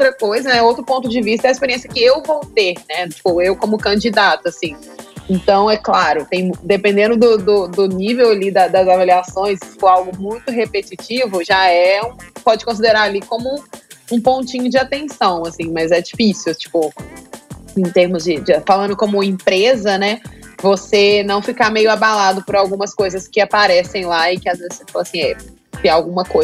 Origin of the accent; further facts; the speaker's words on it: Belo Horizonte, Minas Gerais, Brazil; now in San Francisco, United States; eu sou de Belo Horizonte, mas estou morando atualmente em São Francisco